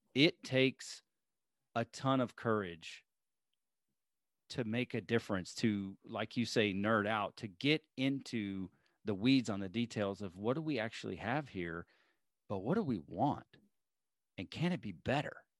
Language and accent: English; Alabama, United States; moved away; I was born in Alabama